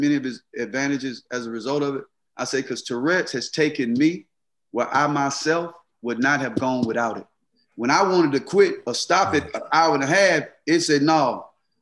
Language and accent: English; Mississippi, United States; growing up in Mississippi